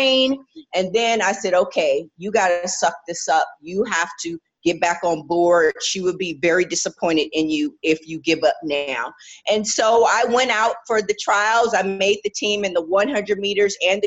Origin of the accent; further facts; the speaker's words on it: United States; I'm American, I'm a proud American. I love representing my country.